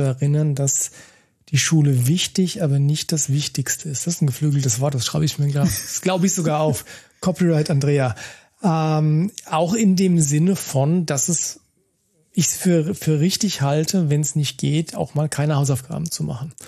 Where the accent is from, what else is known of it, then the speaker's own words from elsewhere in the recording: Germany; hier bei uns in Deutschland